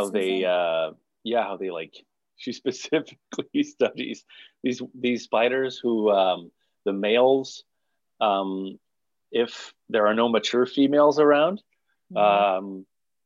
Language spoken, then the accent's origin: English; Montreal, Quebec, Canada; moved away as an adult; now in Toronto, Canada; I grew up in Montreal